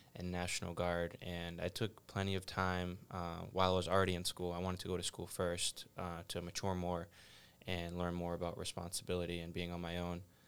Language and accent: English; South Shore, Massachusetts, United States; I grew up in the South Shore, uh, Braintree, Brockton, Norwood, a lot of the towns